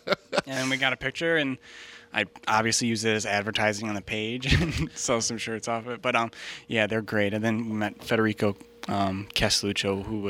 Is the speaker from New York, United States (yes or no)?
yes; Niagara Falls, New York, United States; An entrepreneur, born and raised in Niagara Falls, New York.